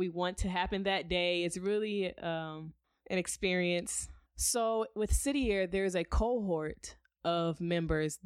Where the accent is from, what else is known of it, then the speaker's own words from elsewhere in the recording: Detroit, Michigan, United States; moved away as an adult; also born or lived in San Antonio, Texas; now in Arizona, United States; originally I'm from Detroit, Michigan